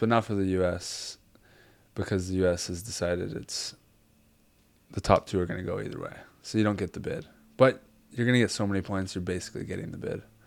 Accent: Hawaii, United States; growing up in Hawaii

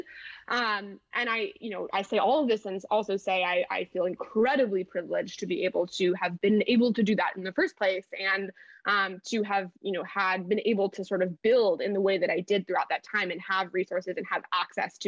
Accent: Milwaukee, Wisconsin, United States; moved away as an adult; also born or lived in Los Angeles; I moved out from Milwaukee to Los Angeles when I was 18, in August of 2018

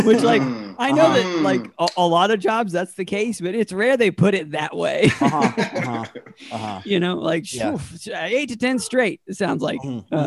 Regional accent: Asheville, North Carolina, United States; I'm from Asheville, North Carolina

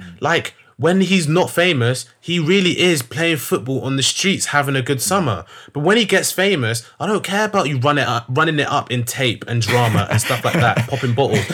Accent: London, United Kingdom; I'm from North London

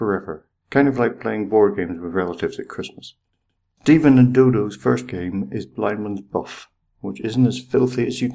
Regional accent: Ireland; I'm Irish

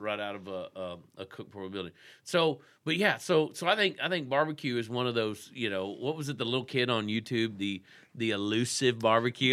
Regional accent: Texas, United States; moved away as an adult; now in Anna, Illinois, United States; I grew up in Texas.

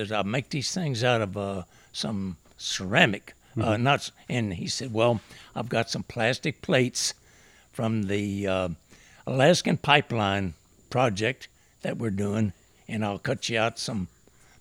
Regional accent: Texas City, Texas, United States; I grew up in Texas City and eventually joined the Navy

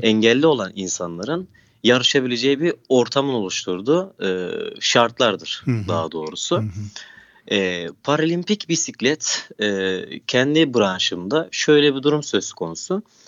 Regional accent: Turkey; kendi memleketimde

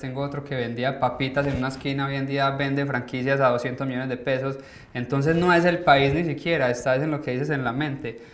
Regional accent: Colombia; moved away as an adult; nosotros como colombianos

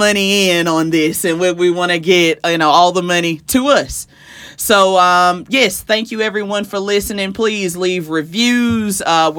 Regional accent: the South, United States; I'm a Southerner

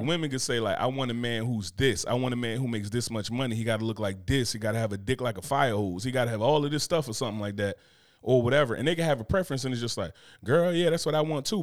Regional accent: Newark, New Jersey, United States; I'm from Newark

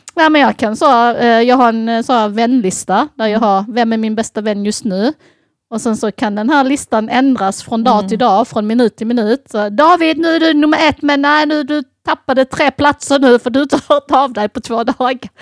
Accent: Sweden; jag är uppväxt i Sverige

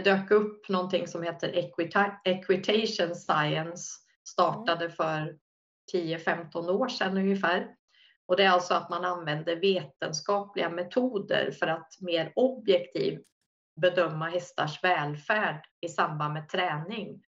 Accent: Linköping, Östergötland, Sweden; jag började som på uppväxt i Linköping

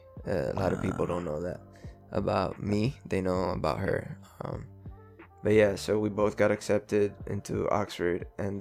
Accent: Puerto Rico; also born or lived in Houston / Florida / New York / California; I grew up in Puerto Rico, moved to Houston, Texas. I've lived in Florida.

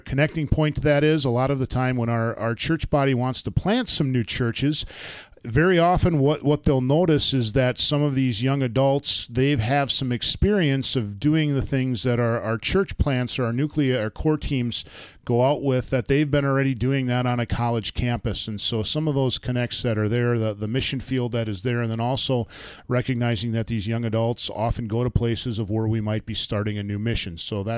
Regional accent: Beaver Dam, Wisconsin, United States; I was born in Wisconsin, in Milwaukee, and my parents, my mom was a nurse, my dad was a pastor, my dad was assigned to Mobridge, South Dakota, but then moved to Beaver Dam, Wisconsin, is where I grew up and called home.

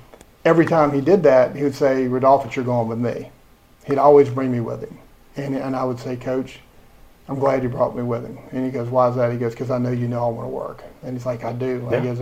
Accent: United States; now in Lake Wales, United States; I went to St. Martin High School, which was my hometown school. It's where I went to school

